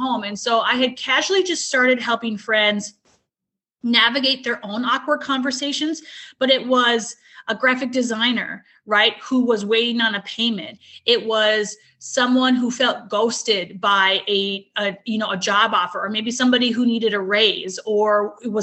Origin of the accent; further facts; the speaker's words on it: Minnesota, United States; moved away as an adult; now in Alabama, United States; I'm from Minnesota, lived there my whole life, and recently relocated to Alabama with my family about 3 years ago